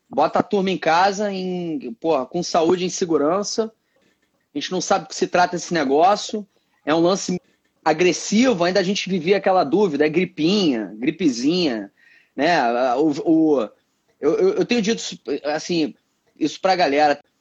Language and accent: Portuguese; Rio de Janeiro, Brazil; é, é um moleque nascido e criado aqui no Rio